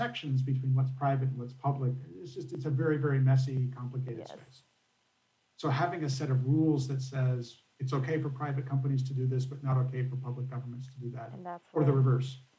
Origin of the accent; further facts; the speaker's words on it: California, United States; moved away as an adult; also born or lived in Silicon Valley, California; now in Pittsburgh, United States; I come from California